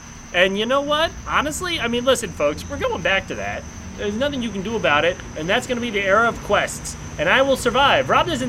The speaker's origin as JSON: {"language": "English", "country": "Canada", "said": "We're Canadian."}